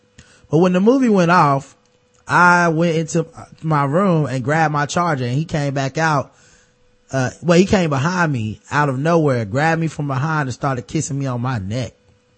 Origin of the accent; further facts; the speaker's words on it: Louisiana, United States; We're both from Louisiana, so I knew just how to run my game and get him where I want him.